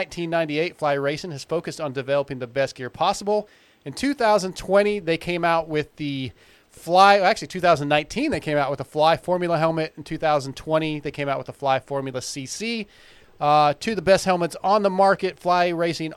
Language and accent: English; Texas, United States